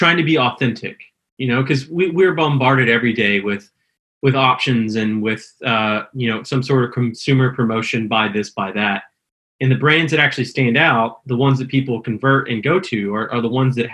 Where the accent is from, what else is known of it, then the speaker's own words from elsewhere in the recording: Houston, Texas, United States; also born or lived in Austin, Texas; I'm originally from Houston, Texas, in transition to Austin